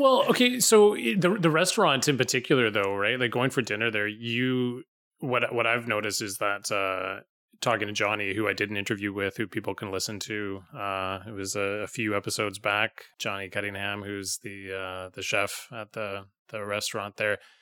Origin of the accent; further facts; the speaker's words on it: Vancouver, British Columbia, Canada; now in Pender Island, Canada; I grew up in Vancouver, and so I go back to visit my family